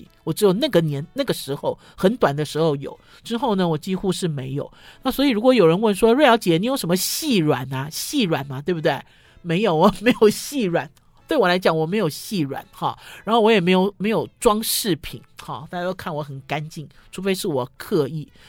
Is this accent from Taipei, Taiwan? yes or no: yes; Taipei, Taiwan; 因为我们哦一路走来都在这里长大生长，走来走去